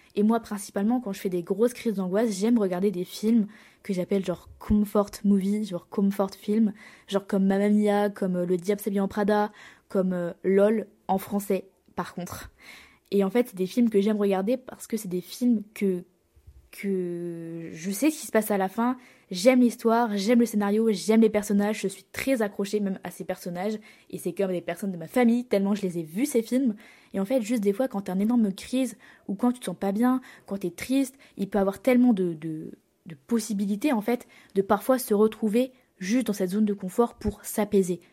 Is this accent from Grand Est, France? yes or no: yes; Reims, Grand Est, France; moved away as an adult; also born or lived in Lille; now in Lyon, France; j'ai changé deux fois de ville, de ma ville natale, pour mes études